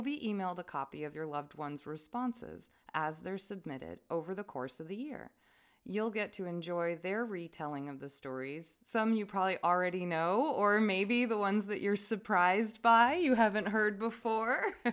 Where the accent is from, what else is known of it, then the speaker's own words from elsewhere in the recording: Vermont, United States; I'm not from here. I'm from Vermont.